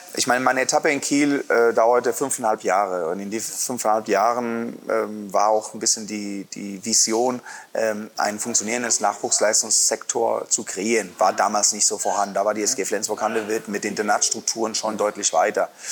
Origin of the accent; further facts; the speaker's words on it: Santander, Cantabria, Spain; now in Erlangen, Germany; an der Nordküste in Santander